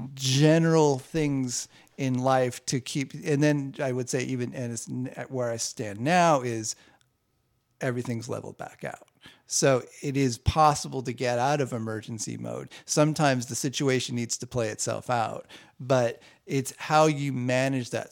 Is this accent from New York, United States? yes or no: no; Southern California, United States; I grew up in Southern California